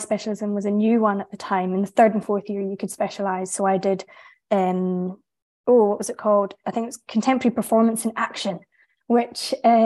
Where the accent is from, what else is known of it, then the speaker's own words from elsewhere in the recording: Inverness, Scotland, United Kingdom; also born or lived in Edinburgh; I grew up in Inverness